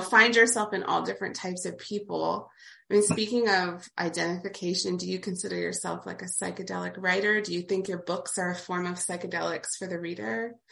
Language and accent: English; Appalachia, United States; I grew up in rural Appalachia myself.